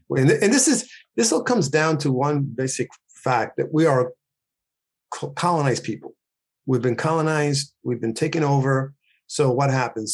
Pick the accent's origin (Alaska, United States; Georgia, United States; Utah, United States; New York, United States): New York, United States; also born or lived in Puerto Rico; I was born there. I, you know, like, five and a half years old, something my mother took me to New York. I grew up in New York